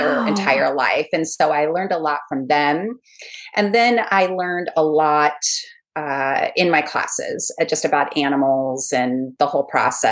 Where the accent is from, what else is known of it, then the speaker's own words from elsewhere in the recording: California, United States; moved away as an adult; now in Charleston, United States; I'm from California